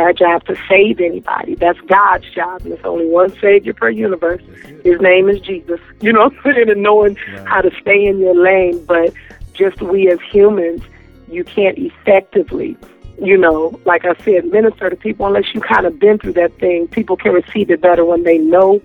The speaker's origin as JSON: {"language": "English", "town": "Antioch", "region": "California", "country": "United States", "said": "I am from Antioch, California."}